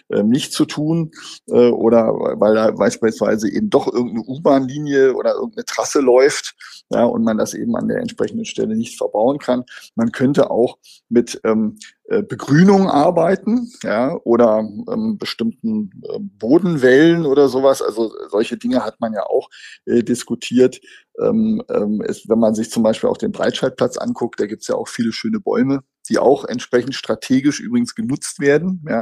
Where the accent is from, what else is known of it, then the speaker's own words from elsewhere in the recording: Berlin, Germany; Und dann ist immer die Frage, wollen wir als Berliner das? Ja, wollen wir das? Wollen wir unsere Stadt so